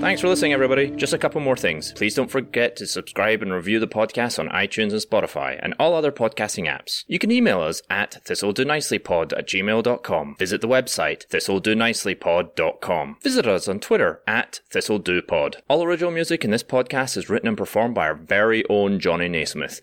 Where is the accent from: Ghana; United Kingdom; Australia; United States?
United Kingdom; Scotland; I'm Scottish